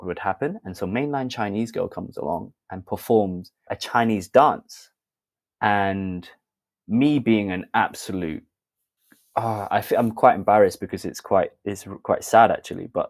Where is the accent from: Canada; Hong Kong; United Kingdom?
United Kingdom; Sheffield, Yorkshire and the Humber; also born or lived in London; So I was born in London. And I moved over to Sheffield when I was 7